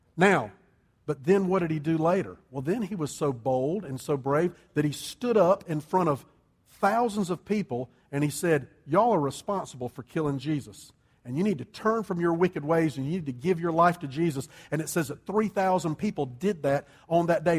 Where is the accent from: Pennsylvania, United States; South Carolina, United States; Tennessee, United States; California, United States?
South Carolina, United States; Columbia; also born or lived in New Orleans; I grew up in Columbia. Sherry grew up here. We had lived in South Carolina our whole lives